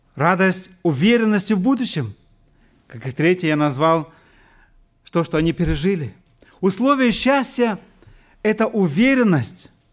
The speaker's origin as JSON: {"language": "Russian", "region": "Siberia", "country": "Russia", "tie": "born or raised there", "moved": "as an adult", "lives_now": "Germany", "said": "Я вырос лично в Сибири"}